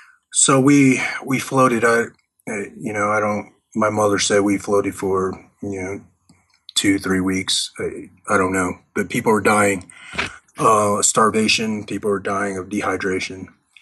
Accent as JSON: {"language": "English", "town": "Fayetteville", "region": "North Carolina", "country": "United States", "tie": "born or raised there", "also_born_or_lived": "Vietnam", "said": "growing up in the United States, growing up in Fayetteville, around Fort Bragg, where you had, you know, the home of the Green Berets"}